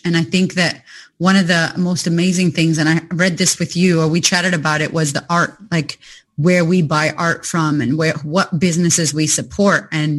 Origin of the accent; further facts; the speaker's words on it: United States; now in Australia; someone like myself, who I'm not Australian, you know, yet, trying to get that citizenship fast though. I'm not going to lie. I don't want to go back to America anytime yet. I love you, America, but I'm going to stay here.